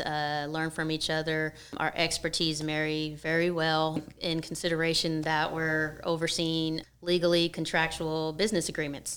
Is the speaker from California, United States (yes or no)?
yes; San Francisco Bay Area, California, United States; moved away as an adult; now in San Diego, United States; I'm actually from the Bay Area.